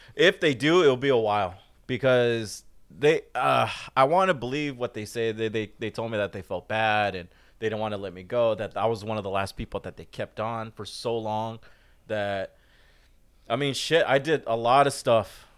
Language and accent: English; Fullerton, California, United States; I grew up in Fullerton. Most of my life, Fullerton